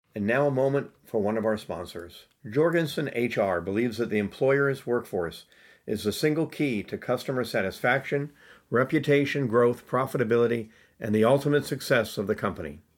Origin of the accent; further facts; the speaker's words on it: United States; I grew up in America.